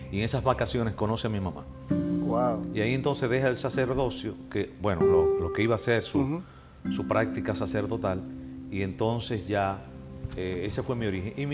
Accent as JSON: {"language": "Spanish", "town": "Jánico", "region": "Santiago", "country": "Dominican Republic", "said": "yo soy de Jánico. Eh, oh. Sí, yo soy de Jánico, San José de las Matas."}